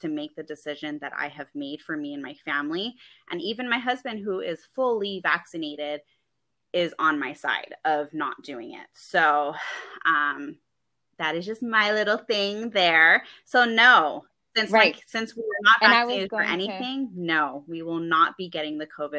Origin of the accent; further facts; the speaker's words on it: California, United States; because I come from California, and they made a mandatory vaccine law out there. And I grew up